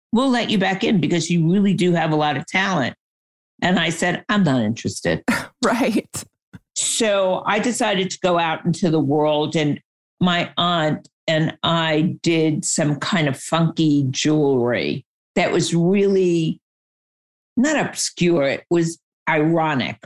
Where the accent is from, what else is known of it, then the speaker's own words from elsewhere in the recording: New York, United States; I grew up in New York, and my dad was in the fashion industry